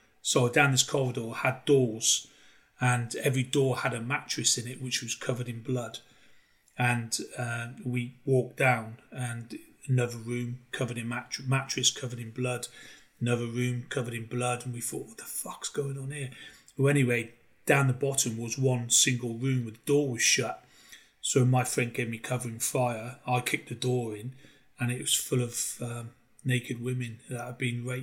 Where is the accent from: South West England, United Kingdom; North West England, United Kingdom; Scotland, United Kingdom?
South West England, United Kingdom; Cheltenham; I was born in Cheltenham, and where Cheltenham is, it's just full of elderly people. There's not much jobs prospects there.